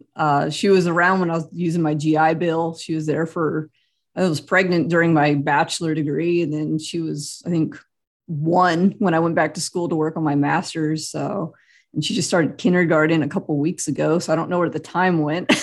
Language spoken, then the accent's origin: English; Central California, United States; moved away as an adult; now in Kansas, United States; I grew up in Central California